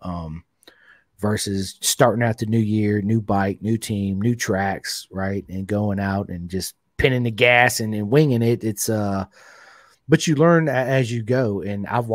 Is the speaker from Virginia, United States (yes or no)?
yes; Roanoke, Virginia, United States; I'm from Roanoke, Virginia